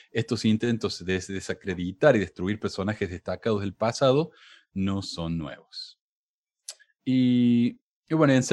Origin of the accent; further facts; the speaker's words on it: Columbus, Georgia, United States; Nací y crecí en Columbus, Georgia, una de las 11 ciudades así nombradas en Estados Unidos